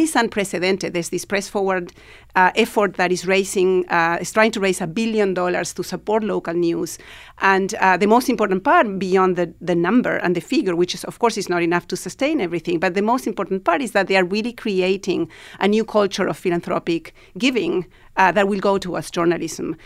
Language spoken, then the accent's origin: English; Argentina; moved away as an adult; now in New York, United States; I'm originally from Argentina and, uh, I was living here